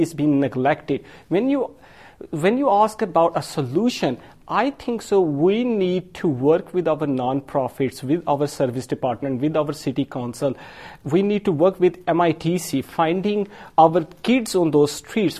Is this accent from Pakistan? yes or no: yes; Pakistan; now in Madison, United States; I'm Pakistani from um, Asian background